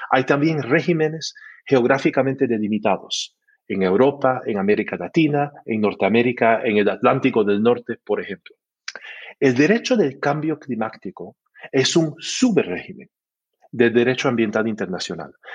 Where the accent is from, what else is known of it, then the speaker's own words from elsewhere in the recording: Canada; Spanish is a second language; soy canadiense